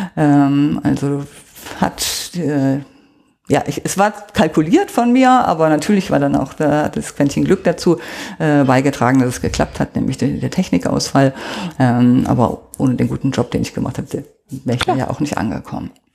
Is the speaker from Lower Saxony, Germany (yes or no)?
no; Oberbergischer Kreis, near Cologne, North Rhine-Westphalia, Germany; moved away as an adult; now in Munich, Germany; Das ist der Ort, wo ich aufgewachsen bin.